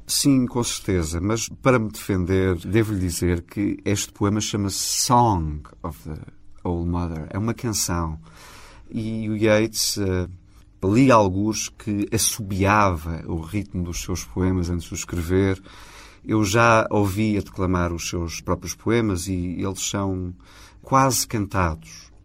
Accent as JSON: {"language": "Portuguese", "country": "Portugal", "said": "sou português. O meu coração é português. Construí aqui a minha identidade."}